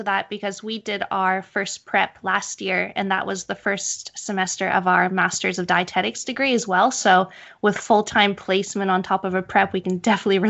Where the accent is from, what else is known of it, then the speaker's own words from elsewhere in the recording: Canada; And I'm from Canada as well, so yeah, I'm probably even worse.